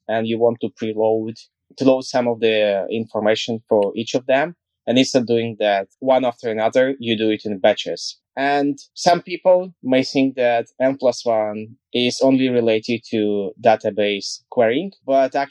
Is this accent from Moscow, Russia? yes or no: no; Kaliningrad, Kaliningrad Oblast, Russia; I'm from West Russia, Kaliningrad.